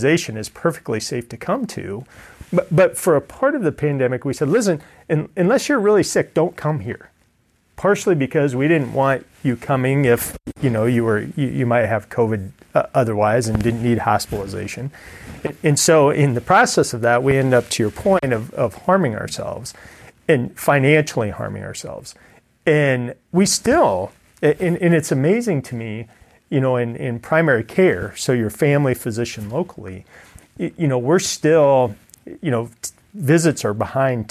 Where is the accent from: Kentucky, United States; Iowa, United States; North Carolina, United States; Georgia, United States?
Iowa, United States; Ida Grove; I'm from Ida Grove, so Ida Grove is my hometown.